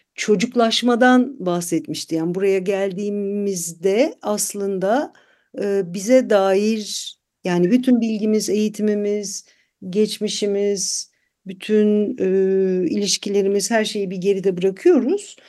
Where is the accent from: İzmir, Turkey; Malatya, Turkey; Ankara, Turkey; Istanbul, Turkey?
Istanbul, Turkey; moved away as an adult; now in Germany; İstanbulluyum ben